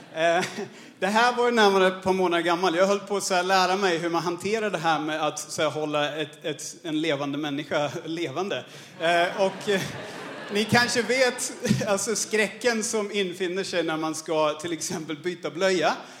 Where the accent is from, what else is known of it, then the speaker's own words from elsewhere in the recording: Australia; Swedish is a second language; moved away as an adult; also born or lived in Örebro, Sweden / Paraguay / Birmingham, England; now in Stockholm, Sweden; jag född och uppvuxen i Australien. Jag flyttade hit som 20-åring